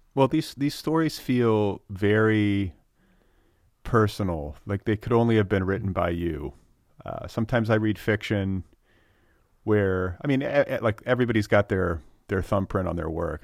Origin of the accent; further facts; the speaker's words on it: Wisconsin and Indiana, Midwest, United States; moved away; I'm from, uh, Wisconsin